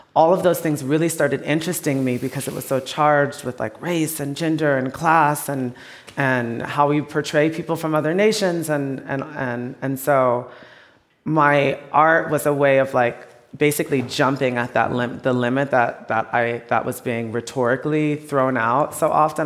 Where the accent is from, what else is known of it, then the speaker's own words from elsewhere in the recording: Texas, United States; I'm from Texas, my family's in the South